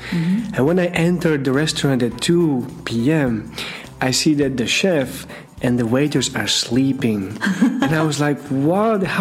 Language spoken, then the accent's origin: English; Slovakia; moved away; also born or lived in Russia; Yes, I come from Slovakia.